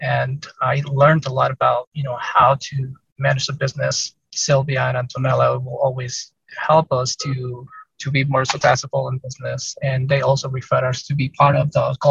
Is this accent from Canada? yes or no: no; Mexico; now in Salt Lake City, United States; I'm Hispanic and I'm from Mexico.